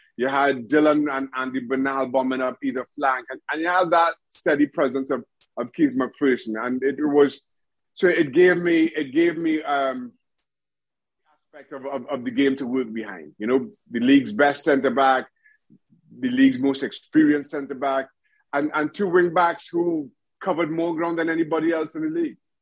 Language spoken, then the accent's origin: English; Trinidad & Tobago; moved away as an adult; also born or lived in United States / Reading, England; I grew up in Trinidad and Tobago, went to went to university